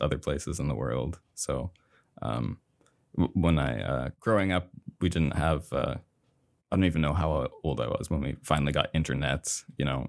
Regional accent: Somerville, Maine, United States; I grew up in a small town called Somerville, Maine

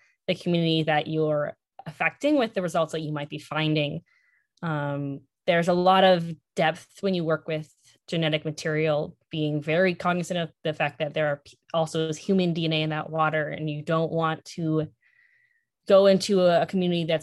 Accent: Midwest, United States; now in Maine, United States; Since I'm also not from Maine or even a coast, I'm from the Midwest.

